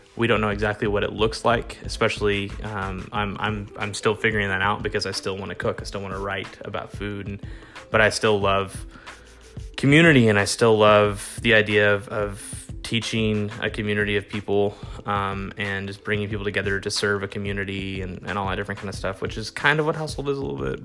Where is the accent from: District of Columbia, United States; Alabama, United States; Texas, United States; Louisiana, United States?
Texas, United States; I am a Texan